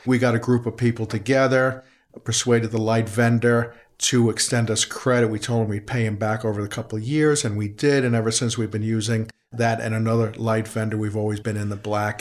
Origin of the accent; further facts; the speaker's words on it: New York City, New York, United States; I'm a resident here since nineteen fifty before. Born on seventy-fifth Street between sixth and seventh